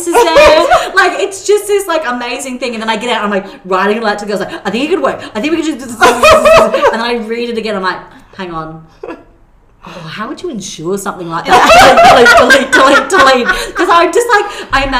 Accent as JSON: {"language": "English", "town": "Brisbane", "region": "Queensland", "country": "Australia", "said": "we're from Brisbane"}